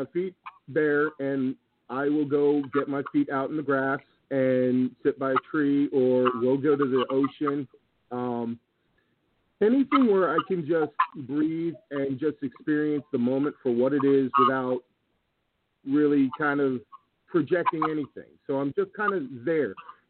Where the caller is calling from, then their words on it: Iowa, United States; up in Iowa.